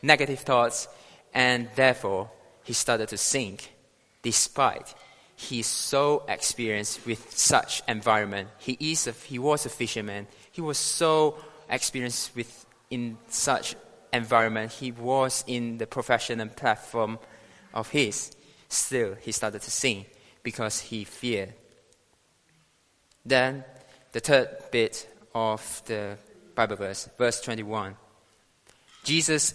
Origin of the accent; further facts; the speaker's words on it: Malaysia; now in United Kingdom; I'm proudly to share to you guys today as a Malaysian citizen